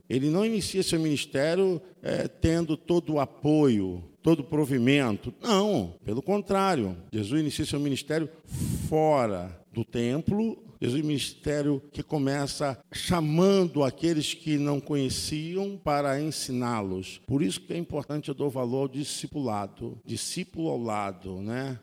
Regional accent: Nilópolis, Rio de Janeiro, Brazil; minha terra é lá

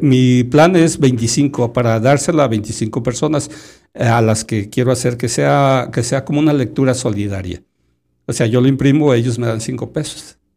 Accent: Sayula, Jalisco, Mexico; also born or lived in Lagunilla, Tapalpa, Jalisco / Guadalajara, Jalisco; de Guadalajara a los, vamos a decir, como a los siete, siete, ocho años, y ya me fui a vivir a Sayula, al barrio de la Cande

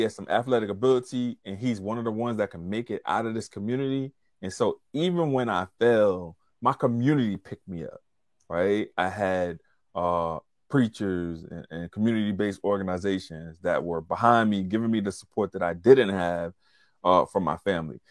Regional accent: Covington, Louisiana, United States; moved away; I was in Covington, Louisiana, my hometown.

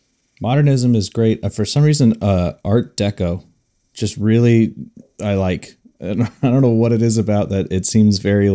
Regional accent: Bay Area, California, United States; I'm from the Bay Area of California

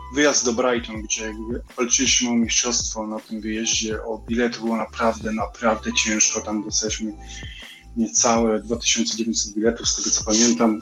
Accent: Poland; now in England; jestem z Polski

